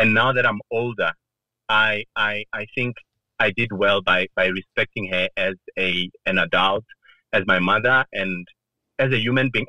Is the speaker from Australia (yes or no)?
no; Giyani, Limpopo, South Africa; moved away as an adult; also born or lived in Shimange Village, Limpopo / Pretoria / Johannesburg; I was born and bred in Limpopo